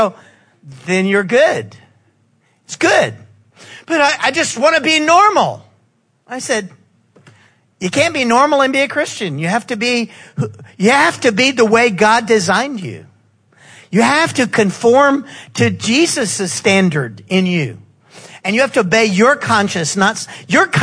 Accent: the South, United States; we're from the South

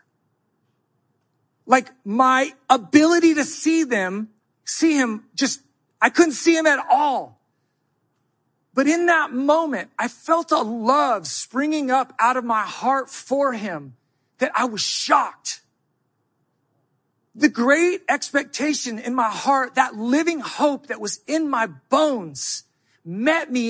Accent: United States; I'm American. I think it's because I was raised up under rugged individualism.

